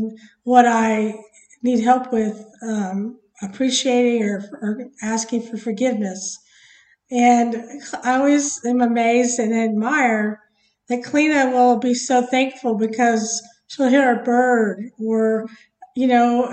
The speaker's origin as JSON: {"language": "English", "country": "United States", "said": "obviously we're from America, but, I think America, as Americans, we can kind of be spoiled"}